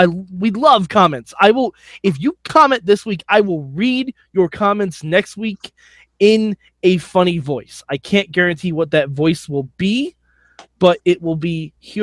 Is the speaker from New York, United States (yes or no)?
yes; Poughkeepsie, New York, United States; from Poughkeepsie, New York.